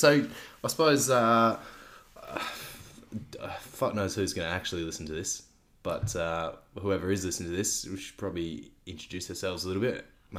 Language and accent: English; Melbourne, Victoria, Australia; moved away as an adult; now in Perth, Australia; I'm from Melbourne.